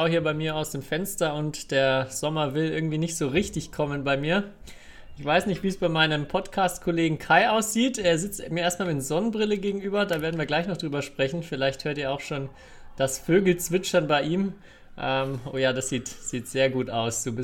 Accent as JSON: {"language": "German", "town": "Rückersdorf", "country": "Germany", "said": "Ich komme aus, aus, aus Rückersdorf."}